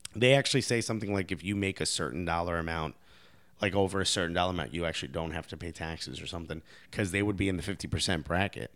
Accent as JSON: {"language": "English", "town": "Newark", "region": "New Jersey", "country": "United States", "tie": "born or raised there", "said": "I grew up in Newark, New Jersey"}